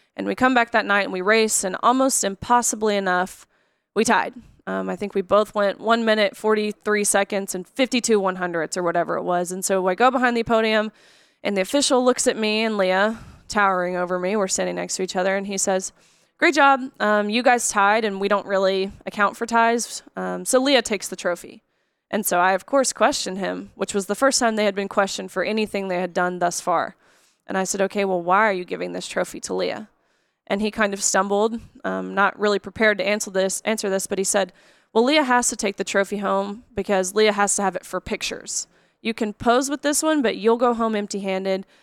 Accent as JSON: {"language": "English", "town": "Nashville", "region": "Tennessee", "country": "United States", "tie": "born or raised there", "said": "I grew up here in Nashville"}